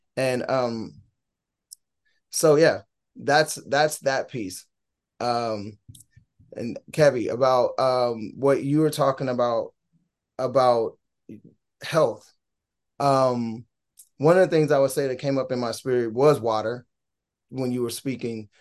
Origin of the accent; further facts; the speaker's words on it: Gary, Indiana, United States; moved away; also born or lived in Minnesota / Fullerton, California; We're from Gary, Indiana. T-Lo and myself originally, the group was formed in Minnesota, but T-Lo and I are born from Gary, Indiana